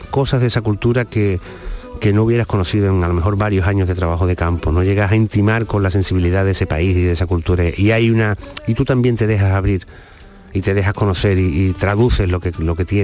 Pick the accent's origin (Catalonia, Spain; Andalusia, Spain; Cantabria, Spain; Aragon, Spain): Andalusia, Spain; Seville; yo que soy sevillano con raíces onubenses también y también en Cádiz